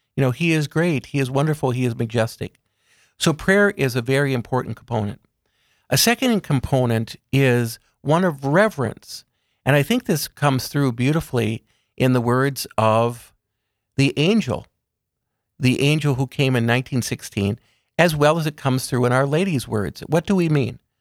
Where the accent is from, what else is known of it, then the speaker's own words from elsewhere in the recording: Aberdeen, South Dakota, United States; also born or lived in Emmitsburg, Maryland; I was raised in Aberdeen, a member of Sacred Heart Parish